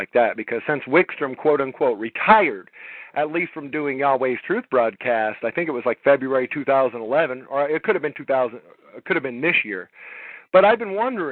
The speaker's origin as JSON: {"language": "English", "town": "Los Angeles", "region": "California", "country": "United States", "tie": "born or raised there", "also_born_or_lived": "Alabama", "moved": "yes", "lives_now": "Georgia, United States", "said": "growing up in Los Angeles"}